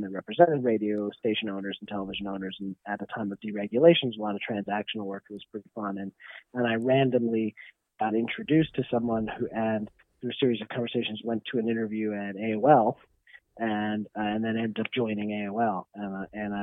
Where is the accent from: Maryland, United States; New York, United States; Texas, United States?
New York, United States; moved away; I'm from New York, and that got me back to New York